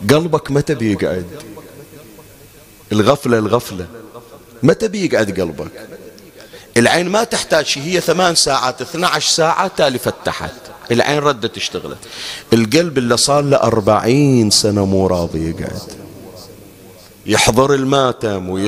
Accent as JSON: {"language": "Arabic", "country": "Bahrain", "said": "أنا كنت أقرأ في بعض المناطق عندنا في البحرين"}